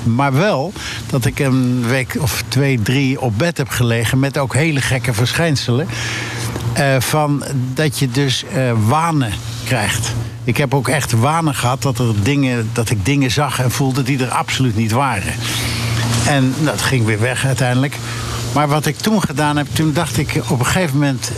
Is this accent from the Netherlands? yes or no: yes; Utrecht, Netherlands; ik ben in Utrecht geboren en ik heb het gestudeerd.